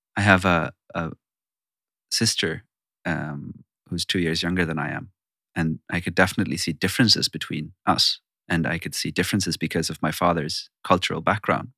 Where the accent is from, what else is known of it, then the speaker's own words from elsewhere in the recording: Sweden; I'm born and raised in Sweden